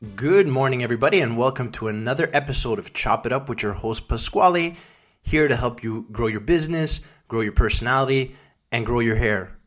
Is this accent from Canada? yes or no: yes; Canada; now in United States; my first Memorial Day as a Canadian